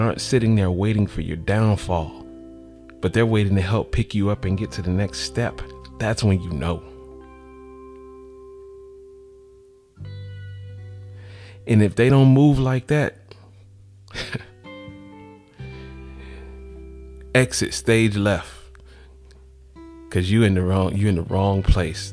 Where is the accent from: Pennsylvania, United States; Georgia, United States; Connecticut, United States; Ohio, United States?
Georgia, United States; Atlanta; I'm from Atlanta